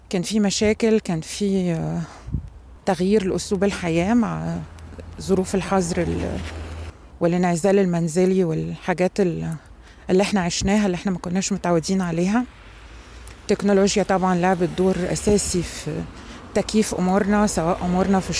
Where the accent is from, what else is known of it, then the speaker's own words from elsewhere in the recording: Egypt; أنا طبعا مصرية ولغتي الأم هي اللغة العربية